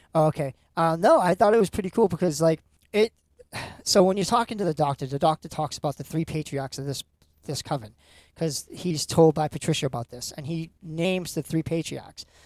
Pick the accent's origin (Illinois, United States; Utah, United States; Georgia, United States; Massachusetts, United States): Massachusetts, United States; Lynn; I grew up in Lynn, Salem area